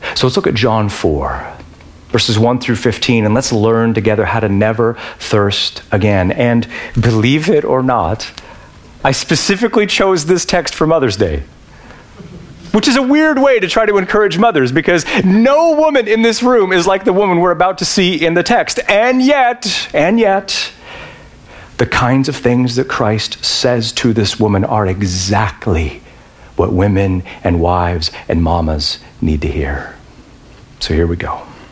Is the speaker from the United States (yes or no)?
yes; Yakima, Washington, United States; Yakima, my hometown